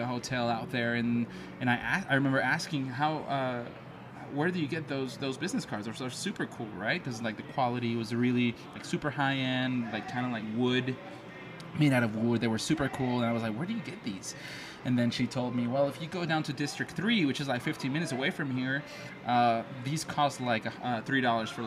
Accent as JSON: {"language": "English", "country": "Mexico", "said": "I'm from Mexico"}